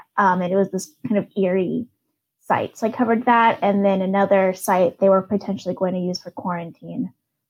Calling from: Seattle, Washington, United States; Yeah, I'm calling from Seattle, where I live

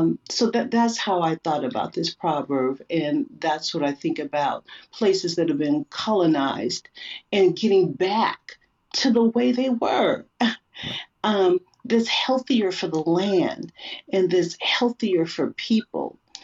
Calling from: Seattle, Washington, United States; I'm coming to you from Seattle, Washi

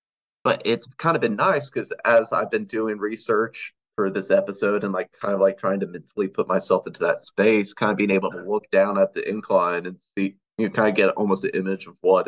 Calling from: Burnsville, North Carolina, United States; I am in the mountains in Burnsville, North Carolina, right now. You ask me in a couple days, who knows where we'll be.

